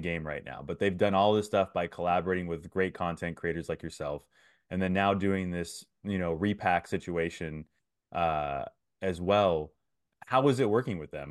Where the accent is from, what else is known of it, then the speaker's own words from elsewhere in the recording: Antioch, California, United States; I was raised in Antioch